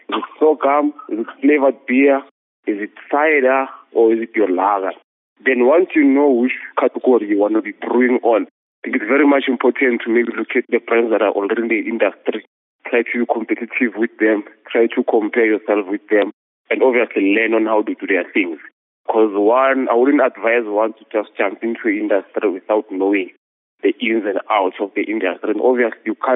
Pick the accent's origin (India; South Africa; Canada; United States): South Africa; Tembisa, Gauteng; I'm from township in Tembisa in the east of Ekurhuleni, not far from your Johannesburg International Airport. I was born in Tembisa Hospital, and lived all my life in the township.